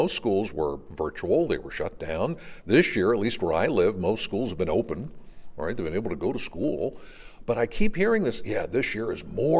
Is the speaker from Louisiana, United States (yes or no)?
no; Pennsylvania, United States; I'm from Pennsylvania